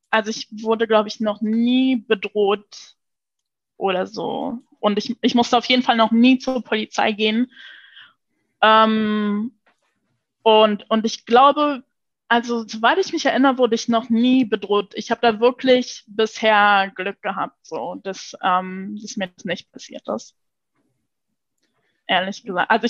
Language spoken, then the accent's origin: German; Luxembourg; first language Luxembourgish; German is a second language; Ich äh, bin ja in Luxemburg geboren und aufgewachsen auch. Und, äh, und in Luxemburg äh, wächst man halt multilingual auf.